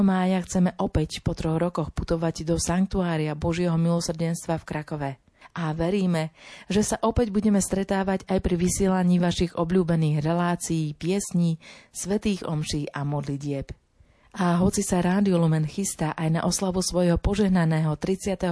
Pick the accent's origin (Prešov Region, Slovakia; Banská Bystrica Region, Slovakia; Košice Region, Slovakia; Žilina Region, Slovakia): Banská Bystrica Region, Slovakia; Dobrá Niva; accent: Central Slovak; pochádzam z typicky stredoslovenskej dediny Dobrá Niva, kde sú aj skaly mekie a haluške v misky sa lyžičkov jedli